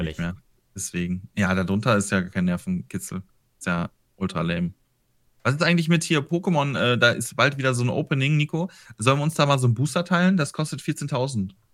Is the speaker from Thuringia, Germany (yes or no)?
no; Ruhr area, North Rhine-Westphalia, Germany; Aus dem, aus dem Ruhrgebiet. Also ganz grob mitten aus dem Ruhrgebiet